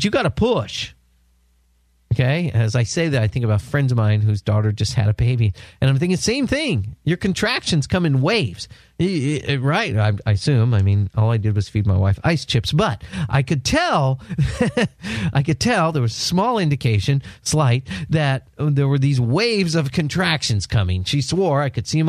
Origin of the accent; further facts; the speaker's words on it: San Diego, California, United States; my hometown of San Diego